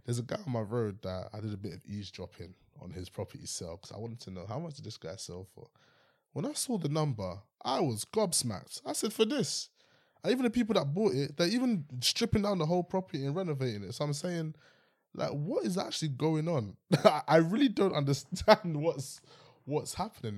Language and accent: English; London, United Kingdom; I'm from West London area